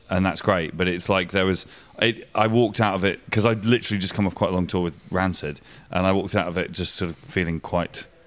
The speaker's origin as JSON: {"language": "English", "town": "Winchester", "region": "South East England", "country": "United Kingdom", "tie": "born or raised there", "said": "it was my hometown"}